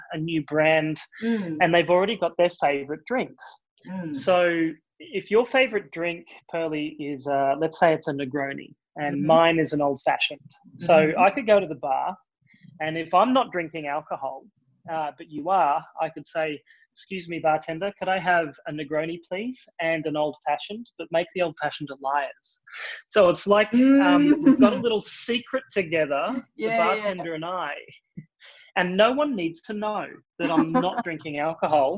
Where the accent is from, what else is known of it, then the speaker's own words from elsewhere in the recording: Australia; accent: Australian; you can probably hear it in my accent. I am Australian.